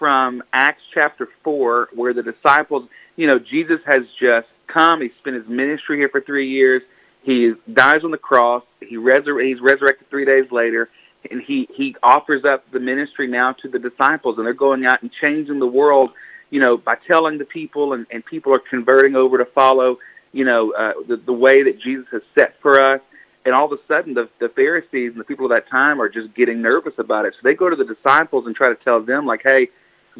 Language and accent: English; Buna, Texas, United States; became a youth minister at a small church here in my hometown of Buna, Texas